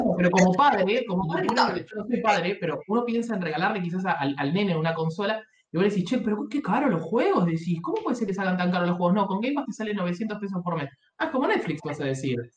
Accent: Argentina

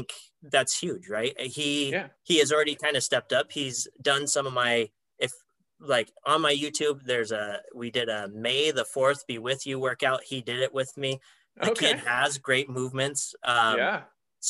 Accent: Sandpoint, Idaho, United States; where I grew up in Sandpoint

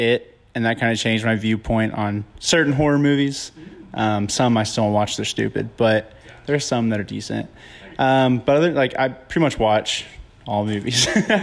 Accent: Arkansas, United States; moved away; I'm from Arkansas originally. Lived there a little bit. Then I moved out here.

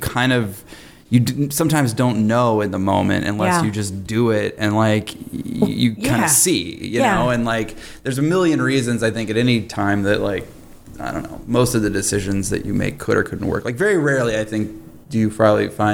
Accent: the South, United States; I'm from the South

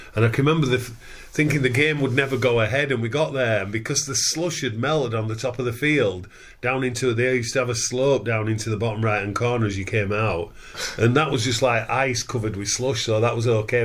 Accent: Wakefield, Yorkshire and the Humber, United Kingdom; for Wakefield Trinity. So I signed for my hometown club.

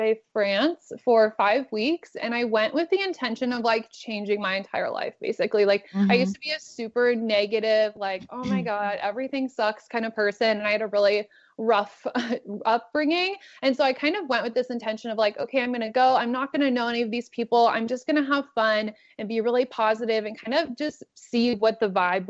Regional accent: Omaha, Nebraska, United States; now in Lincoln, United States; I'm actually from Omaha, and Lincoln's like 45 minutes away

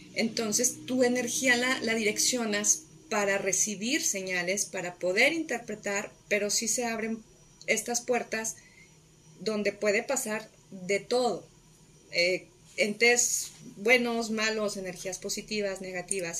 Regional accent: Guadalajara, Jalisco, Mexico; la prepa, la hice en Prepa Jalisco, Prepa 1 de la Universidad de Guadalajara

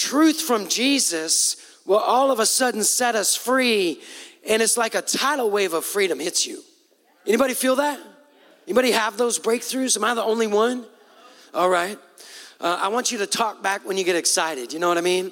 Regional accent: Pacific Northwest, United States; I'm from the Northwest. That's the good corner

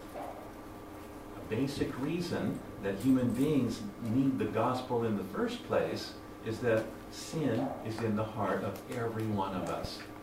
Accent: United States; moved away as an adult; now in Japan; from the U.S., my home country

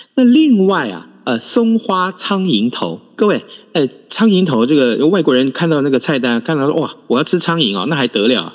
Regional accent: Tainan, Taiwan; 我是在台南出生

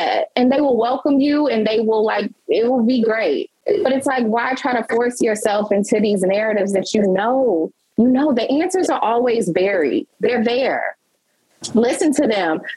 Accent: Mississippi, United States; I'm from Mississippi

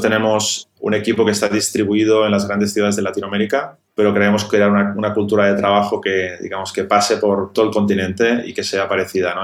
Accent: Barcelona, Catalonia, Spain; yo soy de Barcelona

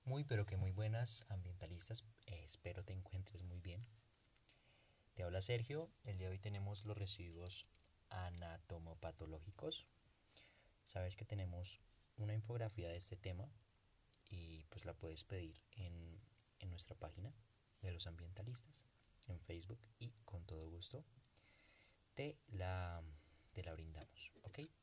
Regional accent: Colombia; En mi país

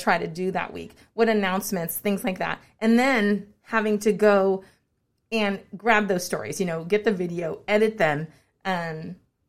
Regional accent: Sacramento, California, United States; It was always my dream to work here in my hometown. You know, this show, I work for Good Day Sacramento

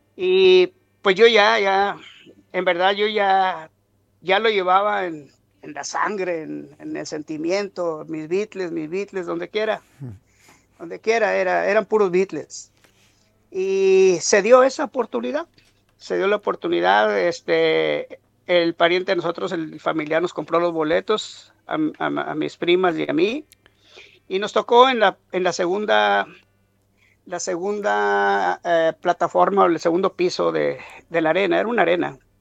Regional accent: Monterrey, Nuevo León, Mexico; now in United States; yo soy originario de Monterrey, México

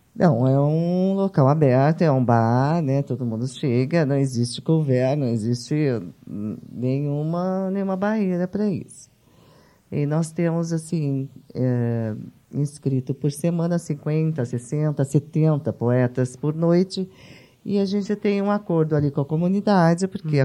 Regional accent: São Paulo, Brazil; also born or lived in São José do Egito, Pernambuco; nasci em Pernambuco, uhum. na cidade de São José do Egito, e fiquei órfã muito cedo e vim para São Paulo

